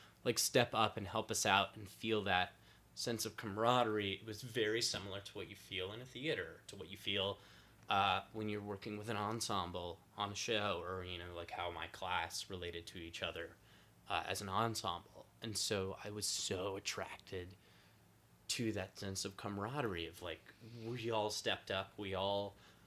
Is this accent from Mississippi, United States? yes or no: no; San Antonio, Texas, United States; now in New York City, United States; I come from Texas. I'm from San Antonio. Tacos were given to me from birth.